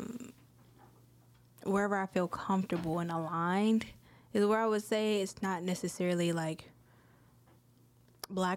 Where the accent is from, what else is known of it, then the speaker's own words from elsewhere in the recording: outside of Chicago, Illinois, United States; also born or lived in Detroit, Michigan; now in Baton Rouge, United States; grew up outside of Chicago